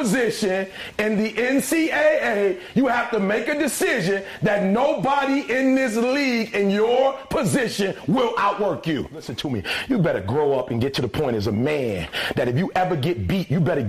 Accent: Detroit, Michigan, United States; I'm from Detroit, homeless

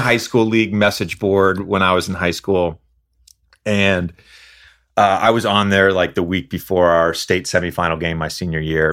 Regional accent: Roanoke, Virginia, United States; Growing up in Roanoke, Virginia

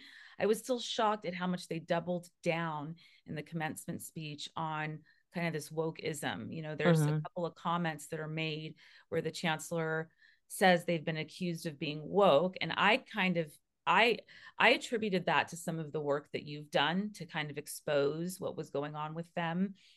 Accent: California, United States; But I grew up in Northern California, so I'm very familiar with San Francisco, because it was that was where we went on the weekends.

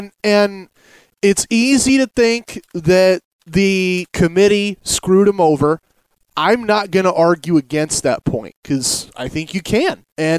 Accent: Medford, Oregon, United States; also born or lived in Redding, California; My family moved up to Oregon from Redding, Northern California area, when I was a toddler. And I've lived in Oregon the rest of my life. I'm 29 now. I consider myself a lifelong Oregonian.

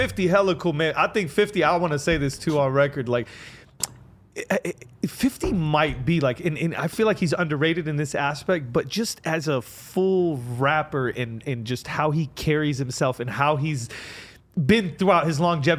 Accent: Lebanon; Like I'm from Lebanon too

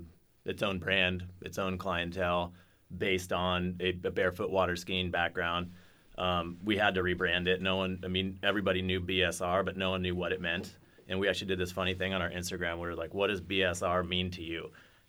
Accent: Encinitas, California, United States; Surfing is a huge part of my life growing up in Encinitas, California.

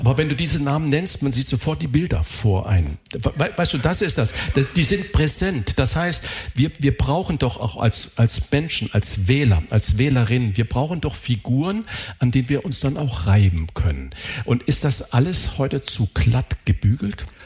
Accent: Saarland, Germany; Ich bin Saarländer

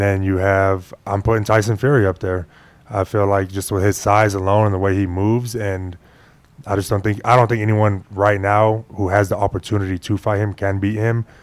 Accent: Phoenix, Arizona, United States; first language Spanish; English is a second language; moved away as an adult; also born or lived in Des Moines, Iowa; now in Las Vegas, United States; I was born in Iowa. I left when I was like six, seven months, and then I, I grew up in Phoenix

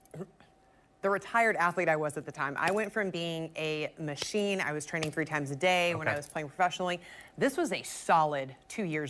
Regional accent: Rock Hill, South Carolina, United States; I was from Rock Hill

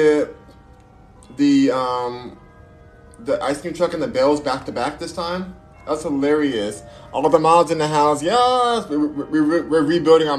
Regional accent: Los Angeles, California, United States; accent: valley girl; also born or lived in New York; I'm from Los Angeles. I was born and raised in Los Angeles.

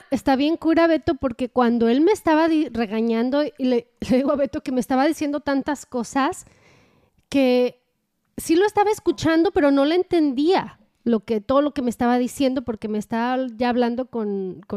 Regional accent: Mexico; now in United States; yo sea mexicana en, este país y sea inmigrante

